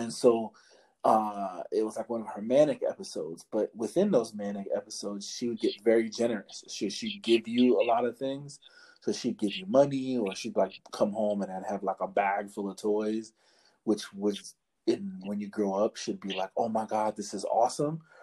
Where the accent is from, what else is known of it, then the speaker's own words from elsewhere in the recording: New York City, New York, United States; also born or lived in Harlem / the Bronx / Brooklyn; I'm originally from New York City. Like I was born and raised in the city.